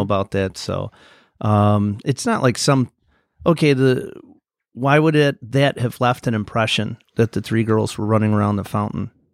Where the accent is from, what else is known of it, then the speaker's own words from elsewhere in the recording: Bridgeport, United States; I grew up in Bridgeport